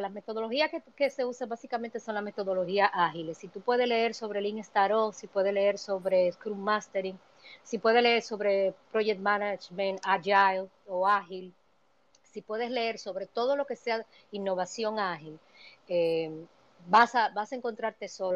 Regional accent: Dominican Republic; moved away as an adult; now in New York, United States; yo vine exiliada económicamente de República Dominicana

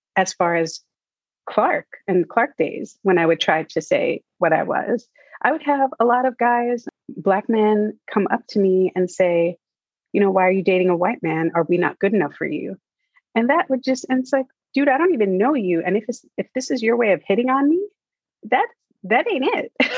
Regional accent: New York, United States; growing up in New York, you're always surrounded by movie sets

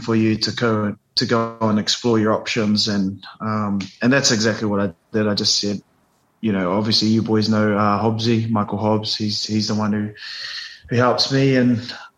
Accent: New Zealand; moved away as an adult; now in England, United Kingdom; I came straight from New Zealand in the systems that I'd played in for, you know, sort of 9-10 seasons. And New Zealand was just ingrained in me.

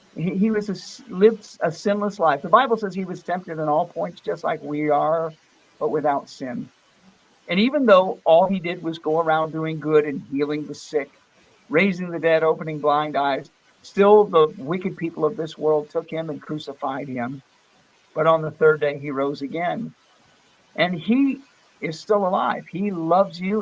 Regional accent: Vero Beach, Florida, United States; also born or lived in Fort Pierce, Florida / New Port Richey, Florida; I'm from uh, Fort Pierce, Florida. That's where I was born, yeah. but I grew up in a, in Vero Beach, Florida

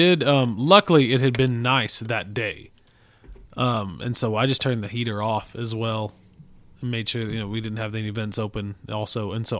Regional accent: Texas Panhandle, United States; We're the last remaining Texans.

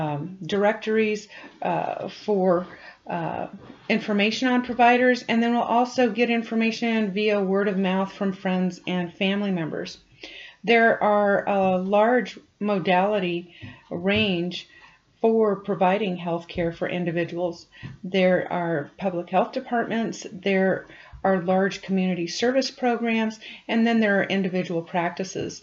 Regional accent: Farmington, New Mexico, United States; I was born and raised in New Mexico, graduated from Farmington High School

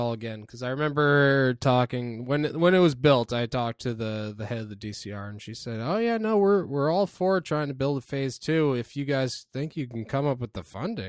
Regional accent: Norfolk, Virginia, United States; Also, I have a dream of redoing the really shitty skate park at my hometown of Norfolk.

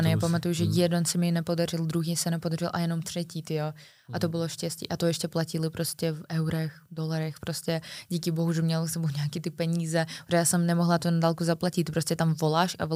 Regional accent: Czechia; Já jsem odvolal všechny hotely, chápeš, já jsem z Česka, volala do Moldavska

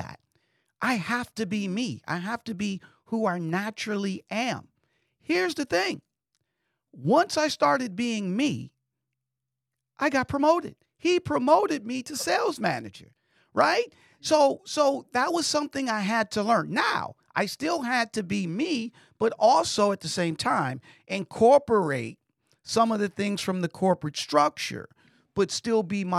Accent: Detroit, Michigan, United States; I'm a guy from Detroit, Michigan.

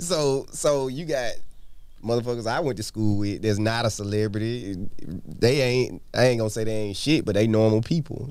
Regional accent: Madison County, Mississippi, United States; also born or lived in Jackson, Mississippi; I grew up in Madison County

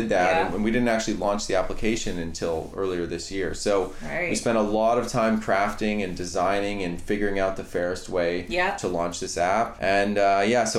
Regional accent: Canada; I grew up in Canada

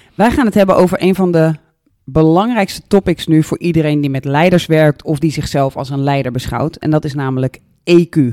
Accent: Netherlands

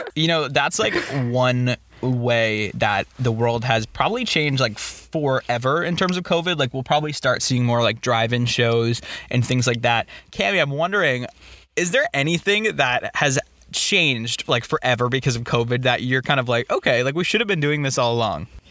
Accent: Boston, Massachusetts, United States; We're from Boston, and like growing up, I didn't live directly in the city, but I experienced mm-hmm. a lot of the city

